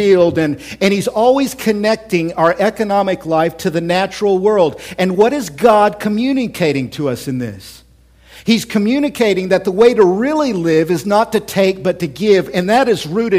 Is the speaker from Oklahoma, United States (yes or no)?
yes; Oklahoma City, Oklahoma, United States; now in Central Illinois, United States; I grew up, born and raised in Oklahoma City, born and raised there.